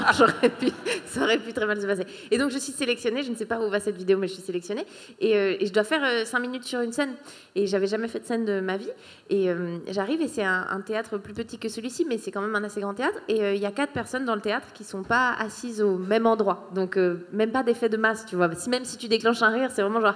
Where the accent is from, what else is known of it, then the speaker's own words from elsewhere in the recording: Switzerland; moved away as an adult; also born or lived in Paris, France / Australia; je suis suisse à la base